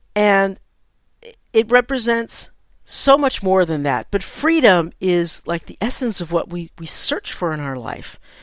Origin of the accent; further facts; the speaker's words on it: San Francisco, California, United States; I'm a native San Franciscan, and I grew up in the Bay Area